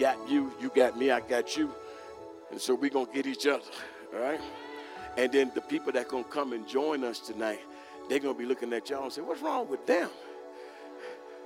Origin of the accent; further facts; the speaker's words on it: United States; I'm American too